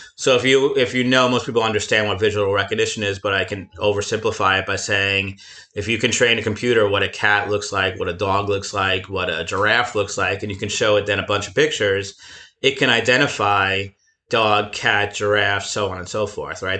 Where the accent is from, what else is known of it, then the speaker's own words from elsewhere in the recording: near Flushing, Queens, New York, United States; Flushing, Queens, not too far from my hometown